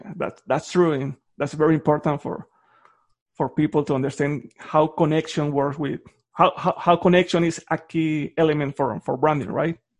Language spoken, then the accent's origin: English; Colombia; moved away; I'm from Colombia.